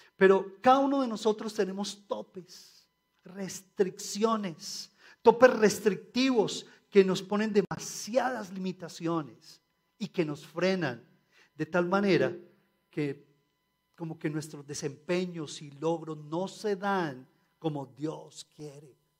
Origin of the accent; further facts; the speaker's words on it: Colombia; como colombianos